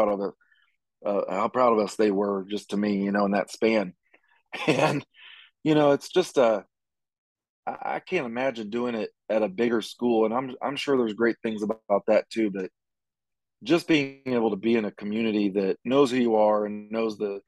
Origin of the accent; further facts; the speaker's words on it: Gower, Missouri, United States; I'm originally from Gower, family same way